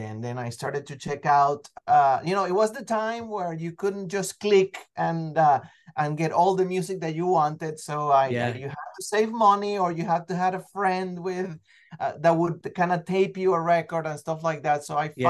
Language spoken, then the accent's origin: English; Venezuela; I mean, look, I'm originally from Venezuela, so I've always loved music more than anything else